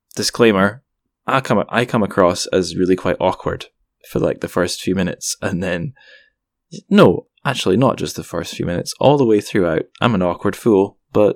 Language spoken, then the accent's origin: English; Scotland, United Kingdom; I'm just a Scottish guy.